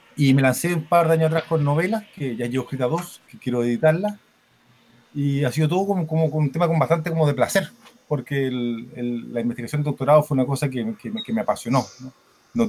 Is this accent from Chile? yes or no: yes; Chile; moved away as an adult; also born or lived in Barcelona; siendo yo chileno